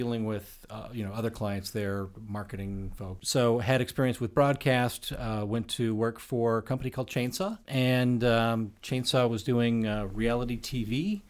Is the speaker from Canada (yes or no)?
no; Midwest, United States; I grew up in the Midwest.